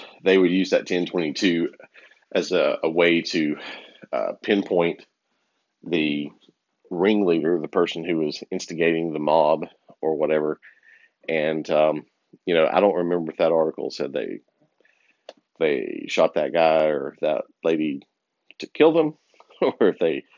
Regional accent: the South, United States; where I grew up in the South

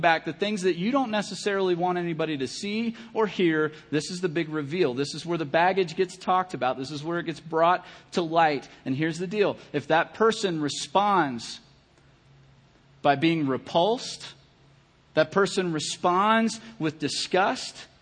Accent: Kentucky, United States; I'm from Kentucky

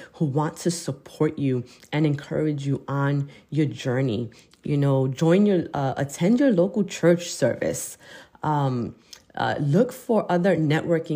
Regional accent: United States

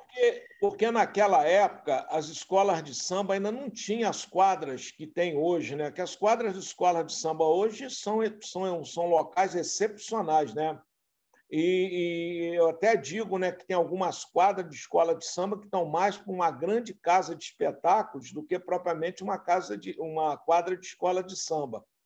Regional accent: Itaocara, Rio de Janeiro, Brazil; moved away as an adult; now in Rio de Janeiro, Brazil; Eu vim do interior do estado do Rio de Janeiro, eu sou natural de Italcara

